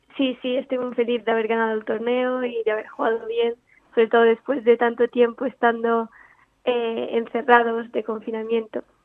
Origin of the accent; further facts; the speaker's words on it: Italy; now in Spain; Yo soy italiana, nací en Italia, pero me mudé a España hace nueve años